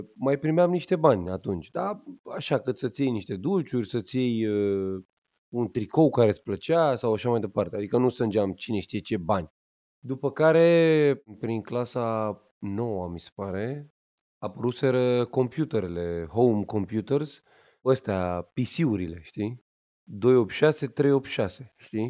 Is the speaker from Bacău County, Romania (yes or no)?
no; Pitești, Argeș, Romania; eu m-am născut în Pitești, județul Argeș, frumos, la spitalul județean